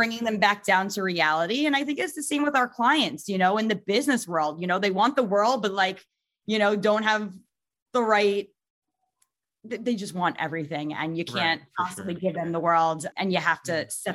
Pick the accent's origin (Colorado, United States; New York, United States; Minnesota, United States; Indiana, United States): New York, United States; also born or lived in Long Island / Michigan; I'm from New York